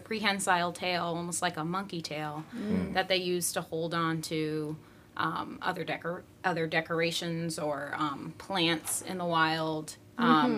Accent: Chicago, Illinois, United States; moved away as an adult; also born or lived in Iowa; now in Florida, United States; I grew up in Chicago in the city

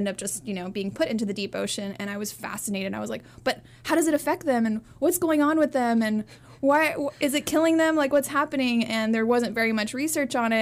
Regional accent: Hawaii, United States; also born or lived in California; now in Florida, United States; I grew up in Hawaii, kind of lived in different places, California, and now Florida

